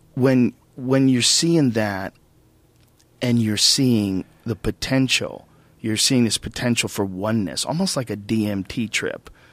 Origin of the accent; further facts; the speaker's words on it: United States; as an American